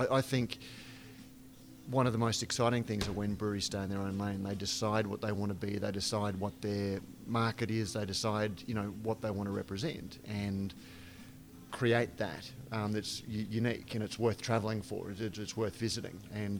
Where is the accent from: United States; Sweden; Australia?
Australia; I'm Australian